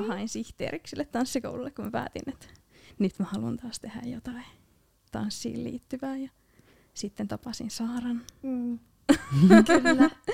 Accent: Loimaa, Southwest Finland, Finland; olen tuolta Loimalta kotosin

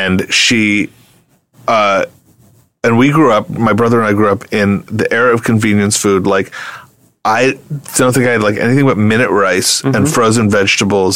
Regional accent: New York City, New York, United States; I grew up in New York City

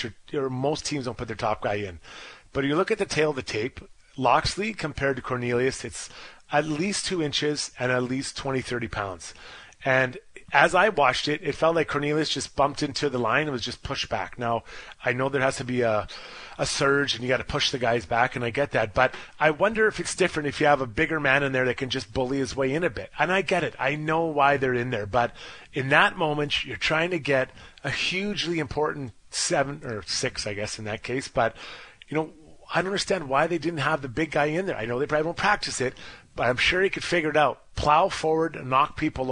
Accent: Canada; as a Canadian

